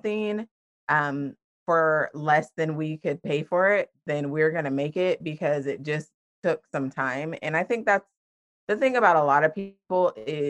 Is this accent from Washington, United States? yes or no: yes; Washington, United States; moved away as an adult; now in Florida, United States; I am originally from Washington State, and I grew up there, lived there until I was 18, and then I moved to Florida, and I have been here ever since.